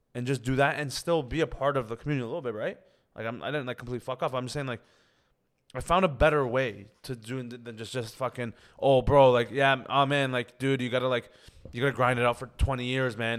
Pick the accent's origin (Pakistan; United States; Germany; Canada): Canada; Toronto, Ontario; I grew up in Scarborough